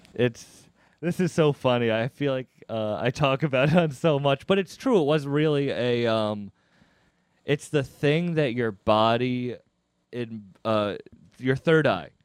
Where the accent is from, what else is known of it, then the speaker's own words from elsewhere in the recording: Cape Cod, Massachusetts, United States; I'm from Cape Cod